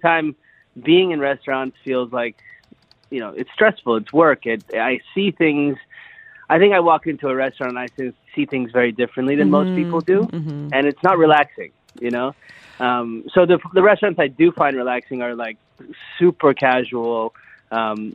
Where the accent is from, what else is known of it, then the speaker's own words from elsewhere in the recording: Calgary, Alberta, Canada; now in Dubai, United Arab Emirates; I grew up in Calgary, Alberta, Canada.